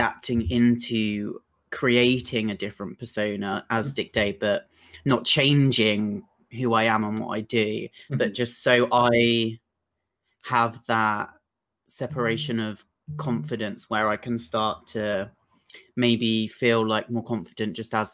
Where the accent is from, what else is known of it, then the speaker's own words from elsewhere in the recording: Brighton, South East England, United Kingdom; I'm from Brighton and it's quite hard to break out anywhere in Brighton